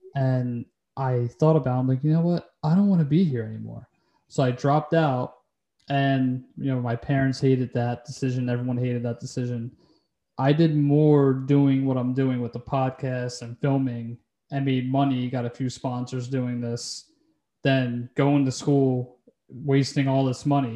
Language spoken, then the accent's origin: English; Delaware County, Pennsylvania, United States; I'm from Delco.